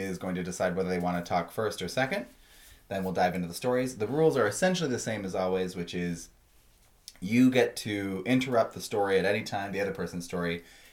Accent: Canada; I'm a Canadian

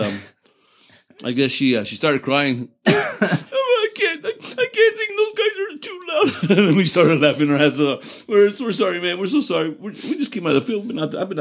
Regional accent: Texas, United States; I'm from Texas

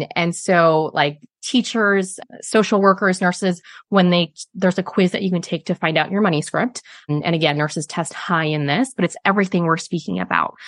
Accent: Chicago, Illinois, United States; moved away as an adult; now in Sydney, Australia; I'm from Chicago

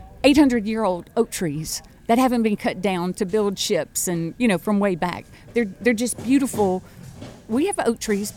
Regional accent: Sulphur, Louisiana, United States; moved away as an adult; also born or lived in Georgia / North Florida; now in Florida, United States; I grew up in Sulphur, went to LSU, went to Tech first, and then transferred to LSU

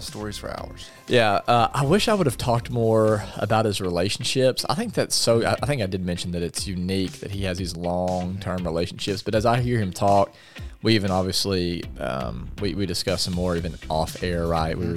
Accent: Arkansas, United States; growing up here

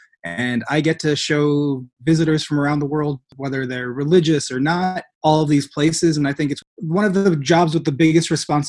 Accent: Iowa, United States; moved away as an adult; now in Jerusalem; I'm from Iowa in the U.S. I'm from the Quad Cities. Graduated from the University of Iowa with a degree in communication studies

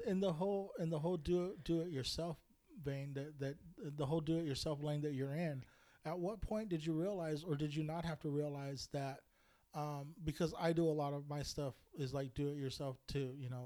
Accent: Bakersfield, California, United States; I grew up in Bakersfield

